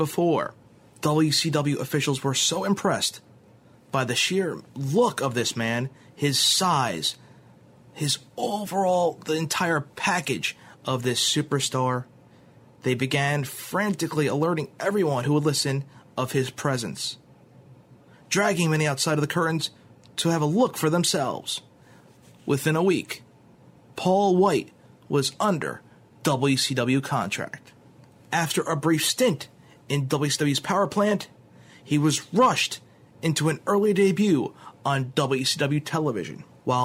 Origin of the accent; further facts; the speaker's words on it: East Coast, tri-state area, United States; since I lived in the East Coast and lived in the tri-state area, of course, I would draw more towards the Federation as it was my hometown company